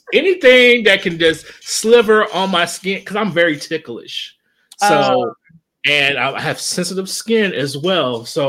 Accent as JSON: {"language": "English", "town": "Kinston", "region": "North Carolina", "country": "United States", "said": "I kind of grew up in the south. Even though I'm from Kinston, my dad was in the military, so he just moved around a lot."}